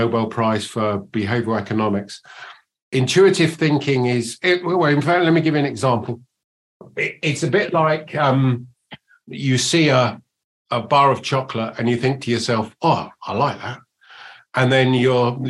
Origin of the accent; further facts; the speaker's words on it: England, United Kingdom; accent: English; also born or lived in United States; You can probably tell from my accent that I'm English, but I spend 50% of my time in the States and 50% of my time here